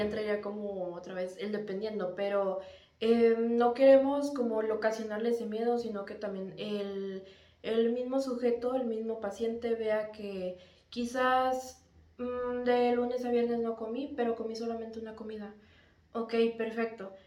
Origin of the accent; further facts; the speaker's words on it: Mexico; como mexicano